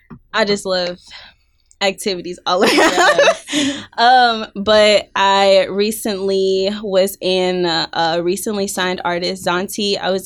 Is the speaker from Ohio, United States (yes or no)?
no; Detroit, Michigan, United States; moved away as an adult; also born or lived in Scottsdale, Arizona; now in Nashville, United States; I am originally from Detroit, you know. I moved to Nashville about 7-8 years ago. It's a wishy-washy for me. I used to live in Scottsdale, Arizona for like a year and a half.